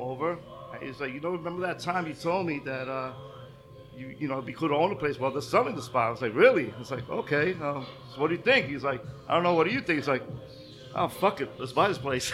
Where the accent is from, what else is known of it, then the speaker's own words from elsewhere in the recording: New York City, New York, United States; I grew up in Bush, right? This was like my area